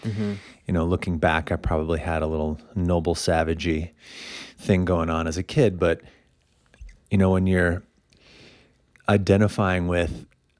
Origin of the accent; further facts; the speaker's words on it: Illinois, United States; also born or lived in Indiana; now in Boulder, United States; From Illinois. I'm from Indiana.